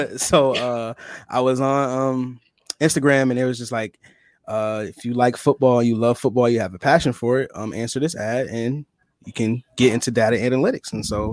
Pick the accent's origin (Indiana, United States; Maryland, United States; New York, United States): New York, United States; Rochester; From Rochester.